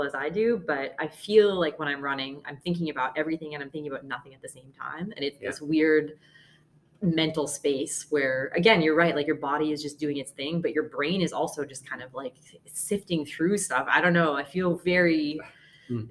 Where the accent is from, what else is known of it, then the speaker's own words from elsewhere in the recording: Halifax, Nova Scotia, Canada; moved away; also born or lived in Toronto; I'm from, well, Toronto originally, grew up mostly in Halifax.